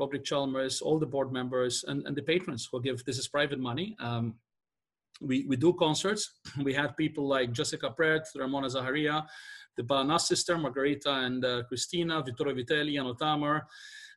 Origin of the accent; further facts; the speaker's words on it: Malta; I was from Malta.